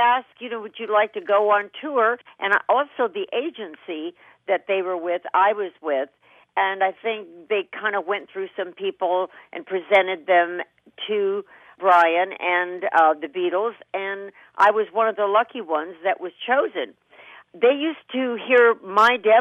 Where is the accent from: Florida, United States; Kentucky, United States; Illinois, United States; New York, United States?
Kentucky, United States; growing up in Kentucky with cornfields and wheat fields